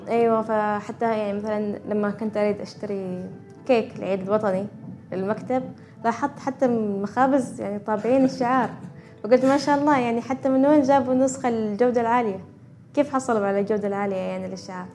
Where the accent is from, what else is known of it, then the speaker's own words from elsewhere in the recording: Oman; احنا في عمان عندنا اكثر من ولاية وفي كل ولاية عندنا لبسنا الخاص